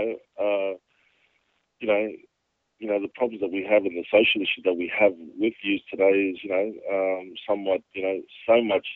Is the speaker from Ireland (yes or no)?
no; Cairns, Queensland, Australia; also born or lived in Torres Strait Islands; I grew up in Cairns and in the Torres Straits as well